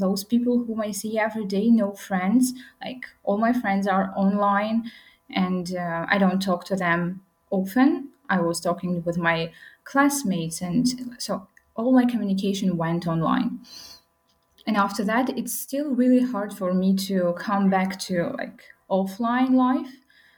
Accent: Khorog, Gorno-Badakhshan, Tajikistan; now in Dushanbe, Tajikistan; I'm from Pamirs

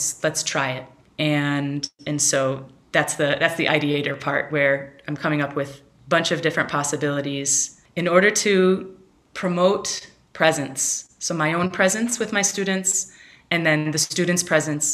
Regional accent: Chicago, Illinois, United States; moved away as an adult; also born or lived in West Michigan; I grew up in Chicago from age 6 to 18 in Chicagoland area, and then I moved away for 22 years. I came back 5 years ago.

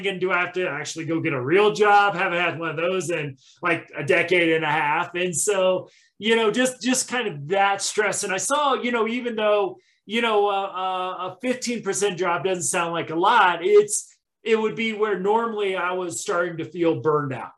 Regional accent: Midwest, United States; now in Colorado, United States; growing up in the Midwest

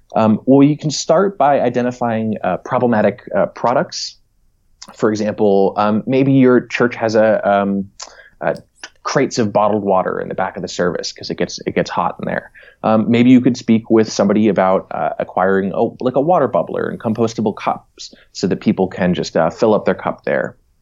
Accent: New Hampshire, United States; moved away as an adult; also born or lived in New York City; now in Berkeley, United States; I'm originally from the East Coast, from New England. Uh, grew up in New Hampshire

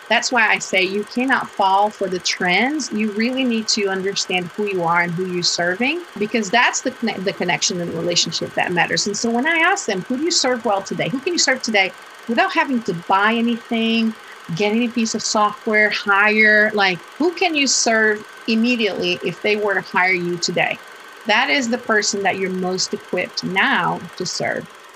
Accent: Portugal; moved away; I was raised in Portugal in Portugal

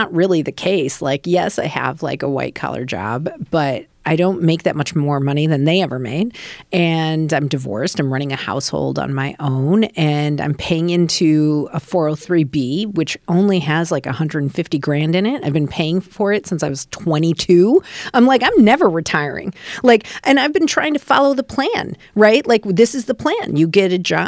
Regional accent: Rockford, Illinois, United States; I grew up in Rockford, Illinois.

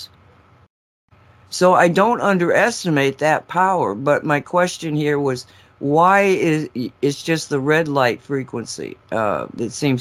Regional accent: Massachusetts, United States; moved away; I grew up in Massachusetts

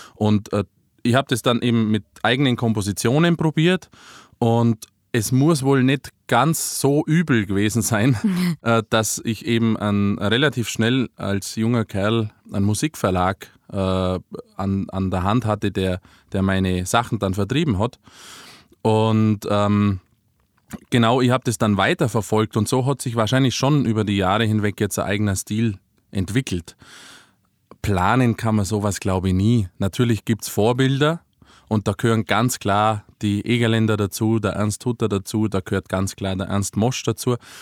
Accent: Ries, Bavaria, Germany; aus meiner Heimat mit eingebaut, aus Maries, Ries

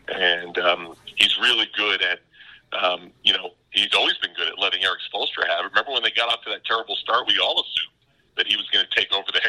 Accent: Guilderland, New York, United States; So I told him I was from Gilderland, and I knew all about Linton High and Schenectady

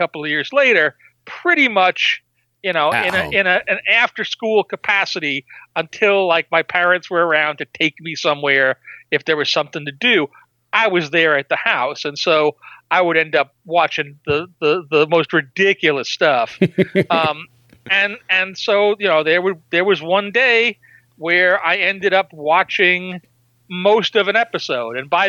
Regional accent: New York, United States; I grew up in New York

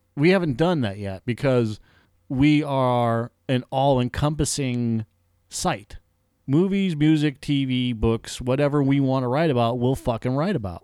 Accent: Massachusetts, United States; moved away; growing up in Massachusetts

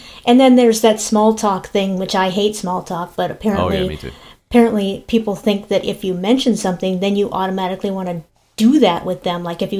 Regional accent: Minnesota, United States; I'm from Minnesota.

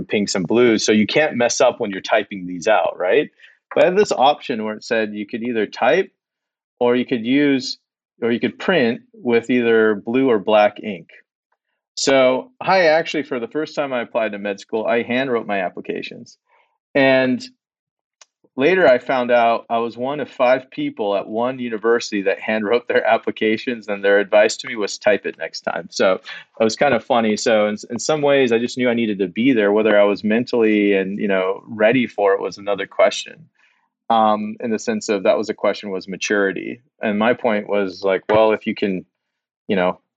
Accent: Salt Lake City, Utah, United States; also born or lived in Los Angeles; I was born in Los Angeles and we moved to Salt Lake City at a relatively, you know, most of my formative years were in Salt Lake City.

